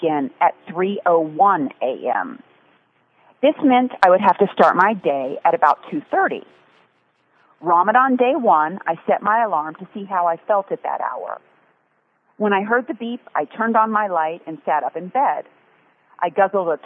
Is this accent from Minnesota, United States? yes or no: no; Texas, United States; moved away; also born or lived in Dallas / Austin; I was born in Texas. I was a kid in Dallas and Austin